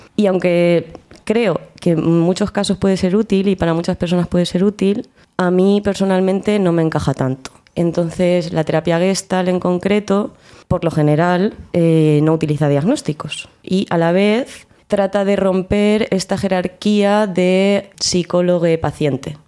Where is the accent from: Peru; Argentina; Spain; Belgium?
Spain; Albacete, Castilla-La Mancha; moved away as an adult; now in Granada, Spain; vengo de Albacete y me he afincado en Granada desde hace ya unos cuatro añitos o así.